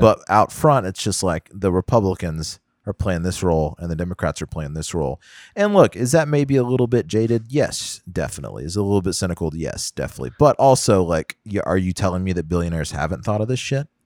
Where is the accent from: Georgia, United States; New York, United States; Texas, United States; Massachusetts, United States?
Texas, United States; Houston; growing up in Houston was definitely like, get on the highway